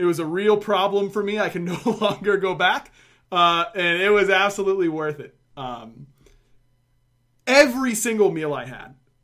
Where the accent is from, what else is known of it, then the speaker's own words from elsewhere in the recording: Pittsburgh, Pennsylvania, United States; now in Georgia, United States; I grew up in Pittsburgh